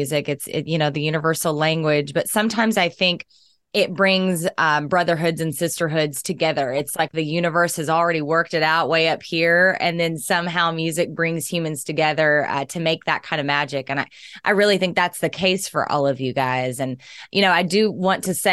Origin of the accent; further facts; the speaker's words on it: Southern Oklahoma, United States; I was raised on blues and jazz and country because I'm from Southern Oklahoma